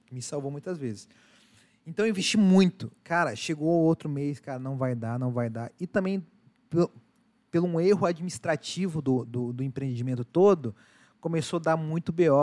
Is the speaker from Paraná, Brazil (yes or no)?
yes; Curitiba, Paraná, Brazil; Eu sou curitibano